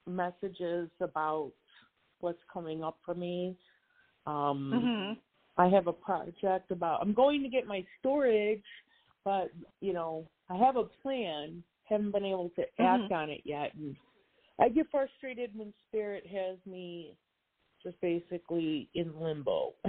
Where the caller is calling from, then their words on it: North Carolina, United States; Hi. Thanks for taking my call. … I'm in North Carolina.